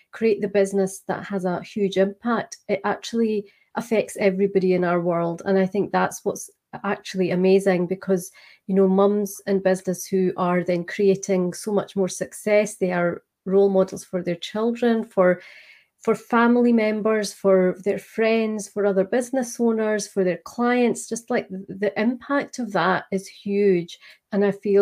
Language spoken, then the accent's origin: English; Scotland, United Kingdom; accent: Scottish; I am just outside Edinburgh in Scotland